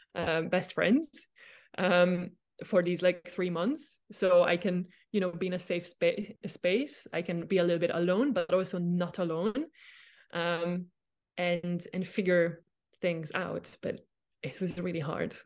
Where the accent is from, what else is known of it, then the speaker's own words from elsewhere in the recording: Hungary; moved away as an adult; also born or lived in Austria; Do I go back home, uh, to Hungary? I am from Hungary